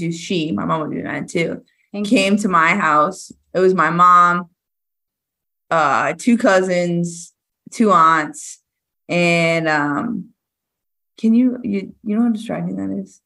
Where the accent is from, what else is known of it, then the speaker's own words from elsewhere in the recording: Rockland, Massachusetts, United States; I'm from Massachusetts.